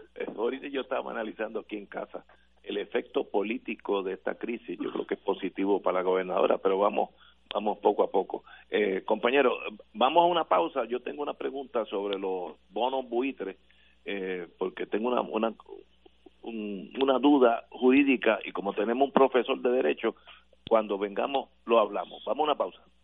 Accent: Puerto Rico; como buenos puertorriqueños que somos todos

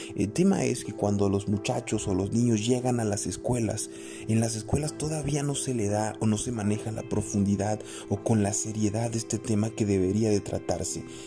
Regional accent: Mexico; los mexicanos no somos organizados

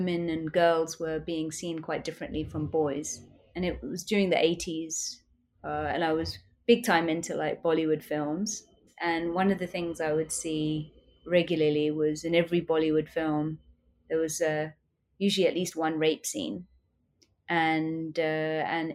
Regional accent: United Kingdom; I was born in the UK. So I was fully brought up in the UK as an Indian.

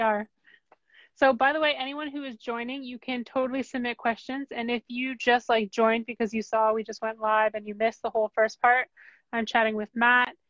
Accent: Canada; I'm from Canada

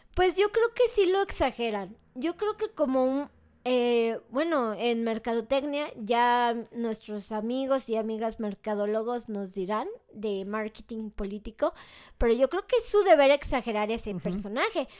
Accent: Mexico; soy mexicana

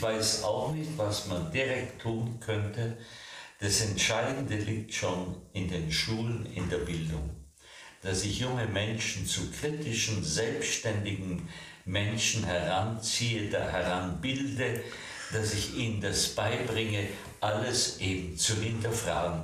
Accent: Bavaria, Germany; bei uns in Bayern

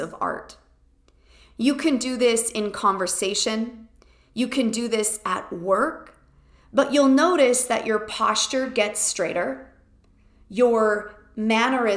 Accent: Canada; I am quintessentially Canadian

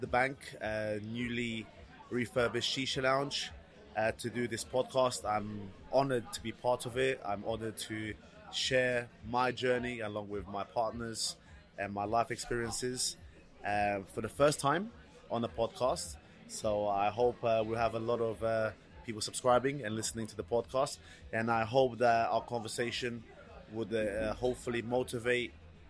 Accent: London, United Kingdom; also born or lived in Portugal / Reading, Berkshire; Lived in Portugal till the age of 9, and then came over to England in 1998. Residing in Reading, Berkshire, best part of 2 years, and then came to London, where I've been located now for the past 22 years.

